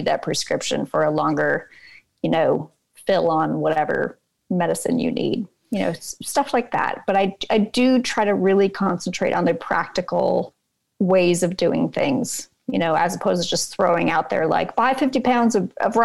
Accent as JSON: {"language": "English", "region": "California", "country": "United States", "tie": "born or raised there", "said": "I grew up in California under the threat of a big earthquake all the time"}